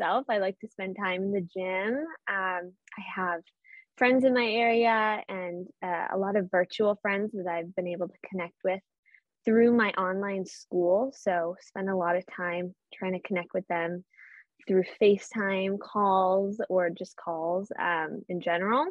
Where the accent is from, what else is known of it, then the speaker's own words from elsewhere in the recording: Boston, Massachusetts, United States; accent: Boston; I hope a little bit of my Boston accent comes through